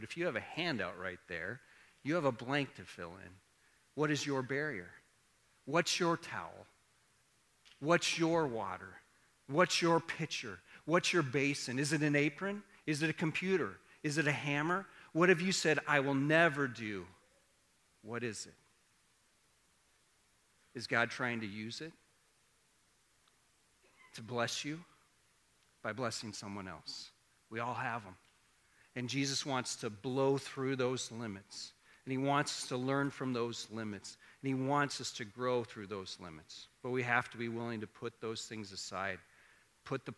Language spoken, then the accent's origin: English; Iowa, United States; I grew up in Iowa